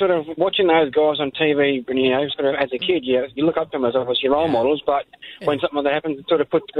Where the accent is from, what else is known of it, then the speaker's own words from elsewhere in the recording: New South Wales, Australia; now in Brisbane, Australia; back in my hometown, New South Wales